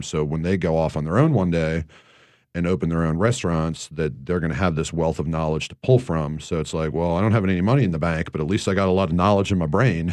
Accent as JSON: {"language": "English", "region": "Northeast", "country": "United States", "tie": "born or raised there", "moved": "yes", "said": "growing up in the Northeast"}